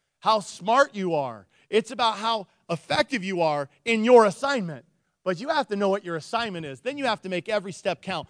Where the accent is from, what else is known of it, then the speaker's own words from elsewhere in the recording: Nikiski, Alaska, United States; I grew up in Nikiski